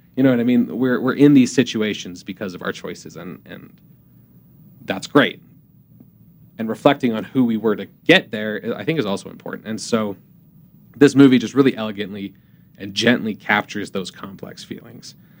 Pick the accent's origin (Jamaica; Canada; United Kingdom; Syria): Canada; moved away as an adult; also born or lived in Utah; I'm from Canada originally